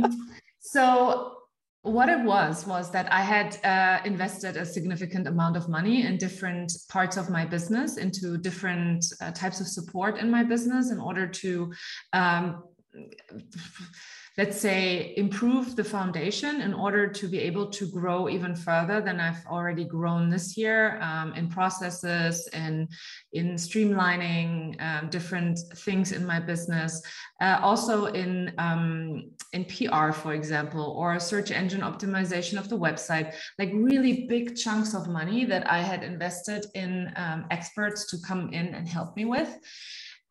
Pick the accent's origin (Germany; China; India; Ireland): Germany; first language German; English is a second language; also born or lived in United States; I live in Munich, Germany. I am born and raised in Germany, but I'm educated in the United States